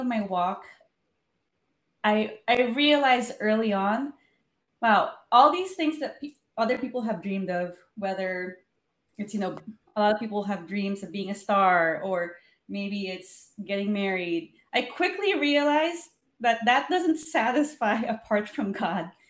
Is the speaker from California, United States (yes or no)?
yes; Los Angeles, California, United States; I'm from Los Angeles